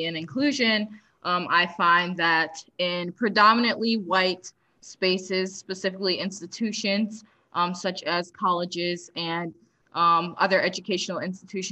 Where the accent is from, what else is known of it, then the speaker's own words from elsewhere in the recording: Philadelphia, Pennsylvania, United States; now in North Georgia, United States; I am from Philadelphia, Pennsylvania, stand up. But I currently live in very, very rural North Georgia.